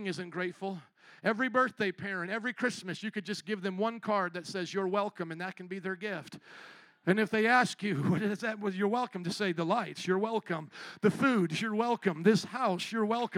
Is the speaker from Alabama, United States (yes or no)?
no; Indiana, United States; moved away as an adult; also born or lived in New Orleans; I was from the Midwest, Indiana.